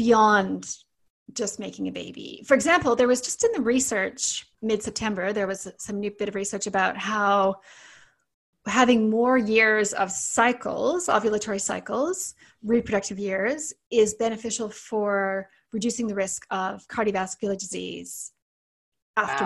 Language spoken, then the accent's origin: English; Canada; accent: Canadian; also born or lived in Sydney, Australia; now in New Zealand; I'm Canadian, as you can probably hear from my accent, but I live in New Zealand, and I spent nearly 20 years practicing in Sydney, Australia